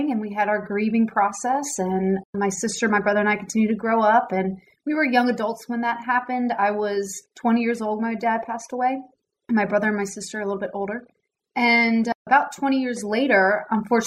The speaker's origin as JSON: {"language": "English", "town": "Newtown Square", "region": "Pennsylvania", "country": "United States", "tie": "born or raised there", "also_born_or_lived": "North Carolina", "moved": "as an adult", "lives_now": "Dallas, United States", "said": "I grew up outside of Philadelphia. So for any basketball fans, I grew up in Newtown Square, which is not far from Villanova University"}